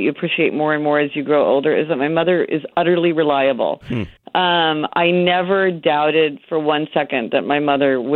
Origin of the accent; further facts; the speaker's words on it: Kansas City, Missouri, United States; moved away; I'm from Kansas City, Missouri